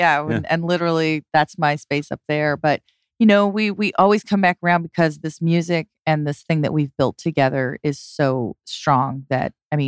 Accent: Dallas, Texas, United States; moved away; I'm originally from Dallas, Texas.

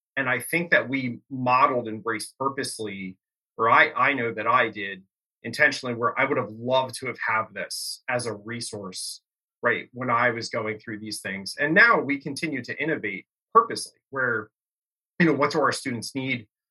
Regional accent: Bucks County, Pennsylvania, United States; growing up in Bucks County, PA

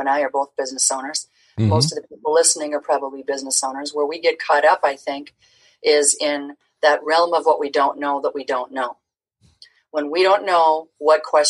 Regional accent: Twin Cities, Minnesota, United States; getting this show off the ground in, you know, my hometown

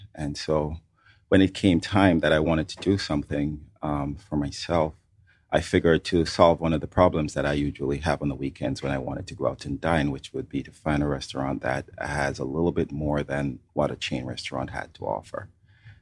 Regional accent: Montego Bay, Saint James, Jamaica; now in Atlanta, United States; I was born and grown in Montego Bay, Jamaica

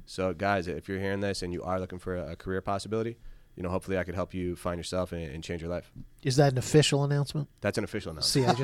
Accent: Syracuse, New York, United States; Again, I'm originally from Syracuse. My family kill me if I ever got rid of the 315.

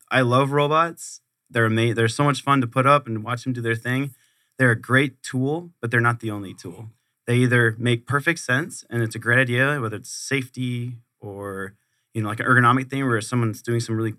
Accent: Camp Pendleton, California, United States; So I was born on Camp Pendleton, California. My dad did 23 years in the Marines. Awesome. I grew up on Camp Pendleton.

